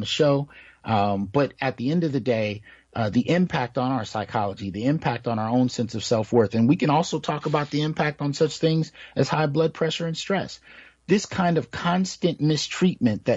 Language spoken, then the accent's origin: English; Bay Area, California, United States; also born or lived in San Jose / Santa Clara / Sunnyvale / Oakland; now in Fresno, United States; I grew up in the Bay Area, San Jose, Santa Clara, Sunnyvale, Oakland, East Palo Alto. I lived in all of those areas at one point in time